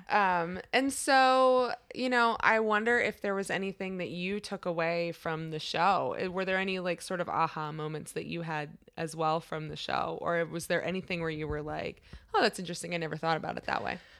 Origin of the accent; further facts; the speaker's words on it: Washington, District of Columbia, United States; I'm from, like, the D C area